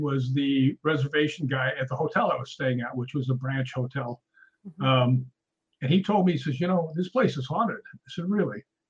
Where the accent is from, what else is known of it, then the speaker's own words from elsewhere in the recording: Chicago, Illinois, United States; now in California, United States; I grew up in Chicago, and you know, I've lived in California for forever now